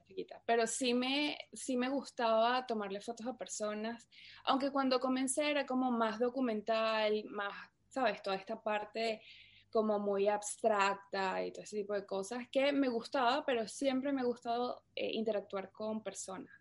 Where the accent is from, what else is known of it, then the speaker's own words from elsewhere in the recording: Caracas, Capital District, Venezuela; moved away as an adult; also born or lived in New York; yo soy de Caracas, Venezuela. Eh, bueno, viví en Venezuela casi toda mi, toda mi infancia